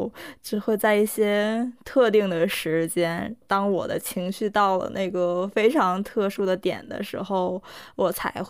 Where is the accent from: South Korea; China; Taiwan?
South Korea; first language Korean; Chinese is a second language; 一方面我就觉得我的歌单里必须有一首能代表我的母语的歌，